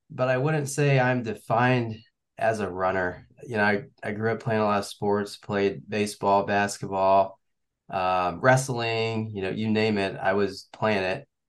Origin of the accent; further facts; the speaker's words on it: Kansas City, Missouri, United States; moved away as an adult; now in Virginia Beach, United States; I'm from Missouri, Kansas City area. I uh, went to high school there and also college. I went to KU. So yeah, with uh, the pandemic in 2020, we actually packed up and moved out to Virginia Beach